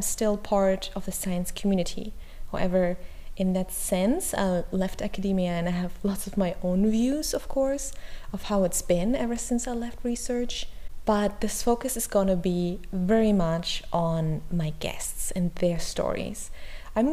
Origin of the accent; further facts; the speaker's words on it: Germany; English is a second language; Maybe you already heard my accent. I'm not English, I'm not American, I'm actually from Germany, I'm currently based in Berlin.